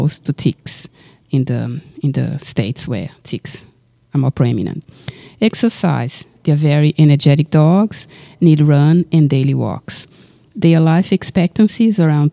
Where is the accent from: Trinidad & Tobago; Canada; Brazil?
Brazil; now in Australia; I was raised in Brazil